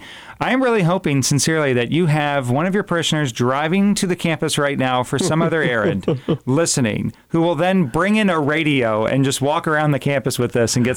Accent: East Coast, United States; now in Fort Wayne, United States; I am from the East Coast.

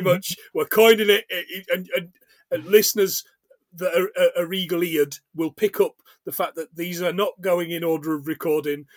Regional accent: England, United Kingdom; also born or lived in Scotland; I am English, of course, very English

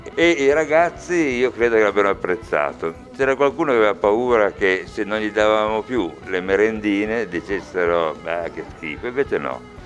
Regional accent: Turin, Piedmont, Italy; sono nato a Torino e vissuto a Torino sempre, a parte qualche viaggio, ma comunque sempre a Torino

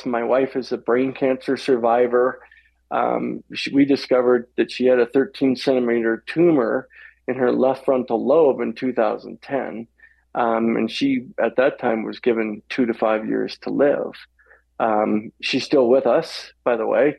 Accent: Walla Walla, Washington, United States; I'm born and bred in Walla Walla, Washington, so I'm a Northwest boy. And born and raised out there

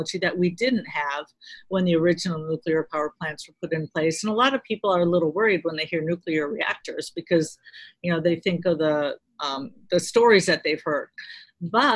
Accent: north of Chicago, Illinois, United States; I grew up in Illinois, north of Chicago.

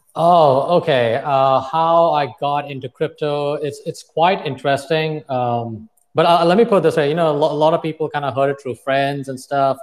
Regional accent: Dubai, United Arab Emirates; moved away as an adult; also born or lived in Plainview, Texas; I was born and brought up in Dubai. I moved from one desert in Dubai to another desert in West Texas.

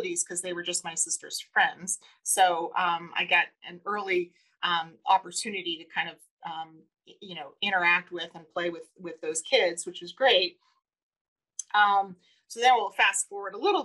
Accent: Boston, Massachusetts, United States; we grew up in Boston and the 1960s and 70s

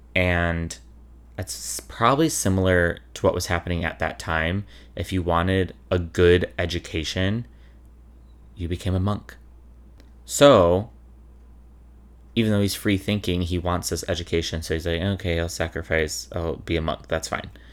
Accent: Chicago, Illinois, United States; I'm from Chicago

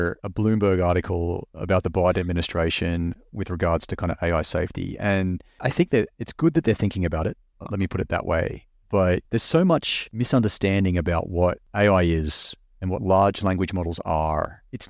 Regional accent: Australia; now in United States; I'm just an Australian living here and working in the US

